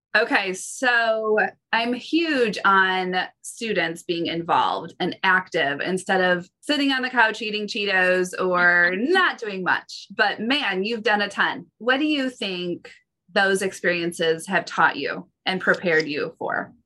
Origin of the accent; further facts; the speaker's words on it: Midwest, United States; I'm a Midwest girl